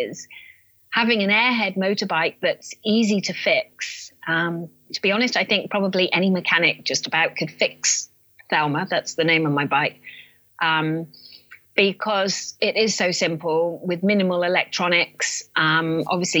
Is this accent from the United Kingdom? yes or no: yes; Land's End, South West England, United Kingdom; I'm from Land's End in England